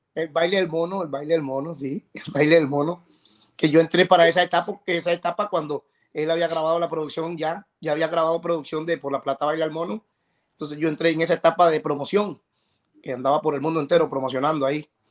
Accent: Puntarenas, Costa Rica; also born or lived in San José, Costa Rica; nací en San José, pero, pero me crié en Punta Arenas desde niño y, y soy porteño, porteño

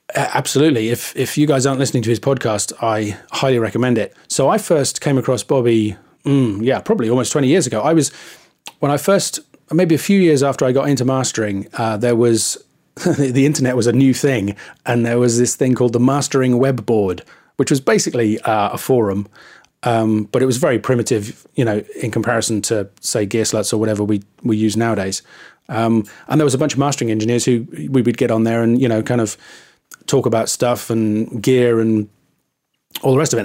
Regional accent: England, United Kingdom; I'm too English

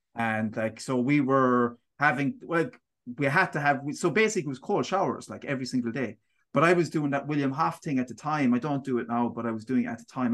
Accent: Tralee, Munster, Ireland; moved away; also born or lived in Dublin; I grew up in Tralee town

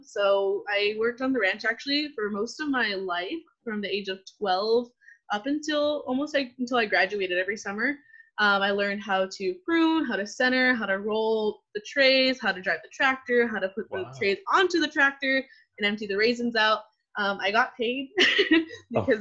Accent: Selma, California, United States; moved away as an adult; also born or lived in Fresno, California; now in San Diego, United States; I was born and raised in the Central Valley. So I was born in Fresno, but was raised in Selma, California, my entire life

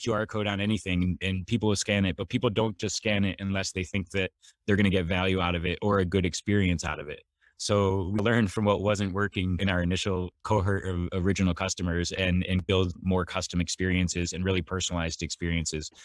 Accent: Michigan, United States; moved away as an adult; now in San Diego, United States; I grew up in Michigan and always wanted to live somewhere warm, so I moved to San Diego as soon as possible after graduation

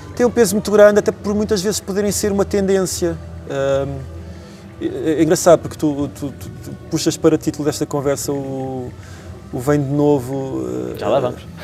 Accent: Tondela, Viseu, Portugal; now in Lisbon, Portugal; minha terra natal, de onde eu cresci, onde eu me forjei, onde eu aprendi a fazer canções

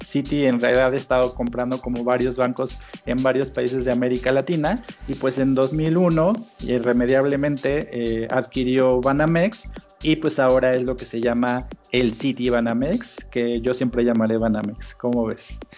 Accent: Mexico; somos los mexicanos

